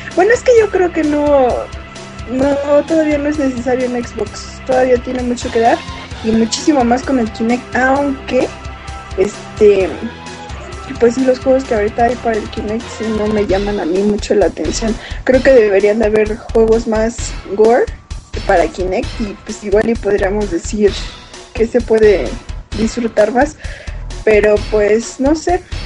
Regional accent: Mexico City, Mexico; soy del DF

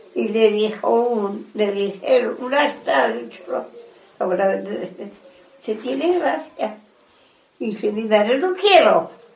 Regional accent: Madrid, Community of Madrid, Spain; Nos vinimos de Madrid a vivir aquí, que es donde me crió.

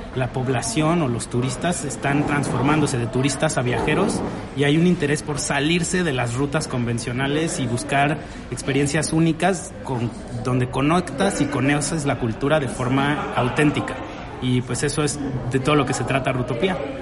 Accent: Mexico; no somos cuatro tíos mexicanos ahí en la Ciudad de México

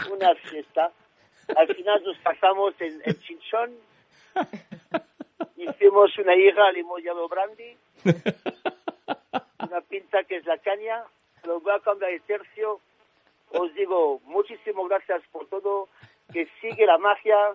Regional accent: Bordeaux, Nouvelle-Aquitaine, France; Spanish is a second language; Porque yo vengo de Francia, pero vengo de Bordeaux del vino.

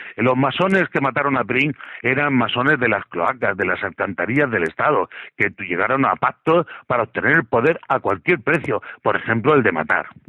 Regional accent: Region of Murcia, Spain; yo soy un murciano de dinamita

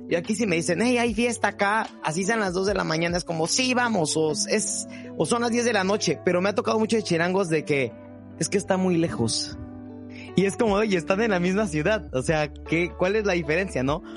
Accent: Coatzacoalcos, Veracruz, Mexico; moved away as an adult; now in Mexico City, Mexico; yo nací en la Ciudad de México, pero me vine a vivir a Coatzacoalcos, Veracruz. Entonces prácticamente aquí me crié y aquí nací

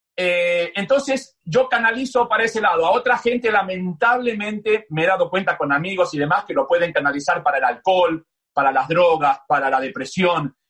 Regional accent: Buenos Aires, Argentina; moved away as an adult; also born or lived in New York, United States / Miami, United States; soy de Buenos Aires, del barrio entre Belgrano y Palermo, nací a 15 cuadras de la cancha del más grande, a, a, 15 cuadras de la cancha de River, eh, me crié en Buenos Aires

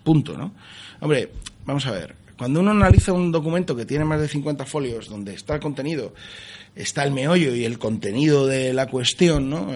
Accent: Spain; yo soy un español entre 27 millones

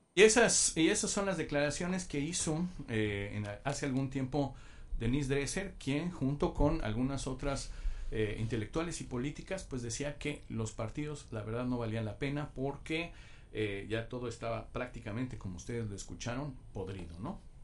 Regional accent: Mexico; como mexicanos en general

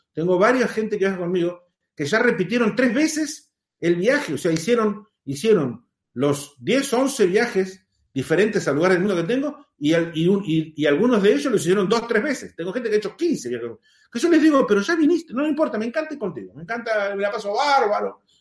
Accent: Argentina; En realidad soy argentino

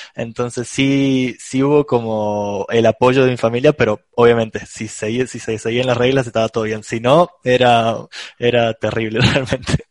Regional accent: Córdoba, Argentina; yo soy de Argentina, eh, en una ciudad que se llama Córdoba

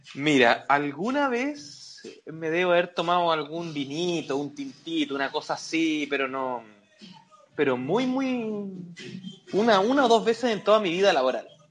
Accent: Chile

